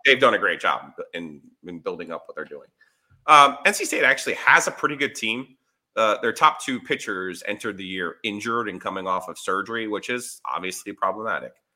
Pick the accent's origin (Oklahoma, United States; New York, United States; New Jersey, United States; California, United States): New Jersey, United States; Ringwood; moved away; I'm from Ringwood, New Jersey